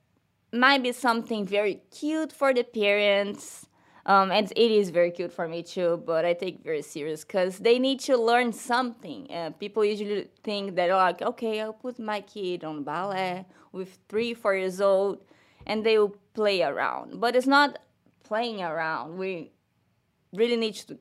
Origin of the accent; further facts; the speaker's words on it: Cabo Frio, Rio de Janeiro, Brazil; English is a second language; moved away as an adult; now in Gainesville, United States; I'm from Brazil. I'm from Rio, the state of Rio. So it's Cabo Frio, the name of my town.